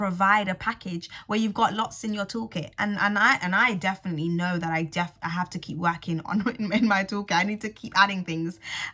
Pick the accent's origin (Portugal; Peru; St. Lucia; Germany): St. Lucia; Not only because I'm from St. Lucia, but also because my stepdad, who unfortunately has passed away now, but was so integral to me being, growing into the young woman that I am today, he was from Barbados.